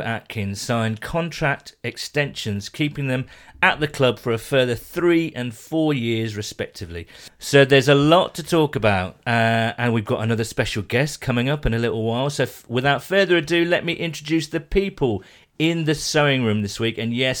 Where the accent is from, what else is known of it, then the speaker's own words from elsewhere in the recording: the Midlands, England, United Kingdom; a fellow Bengals fan who I grew up with in the Midlands